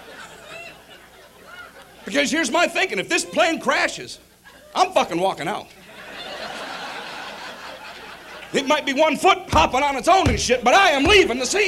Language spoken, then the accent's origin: English; Detroit, Michigan, United States; I'm from Detroit.